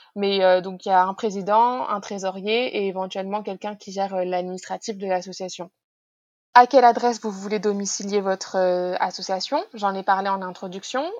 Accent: Normandy, France; moved away; also born or lived in Paris; dans le village de mes parents, là où j'ai grandi

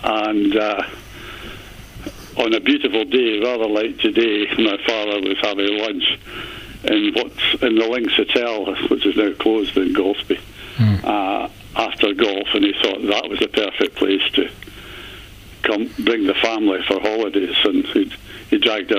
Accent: Dumfries, Scotland, United Kingdom

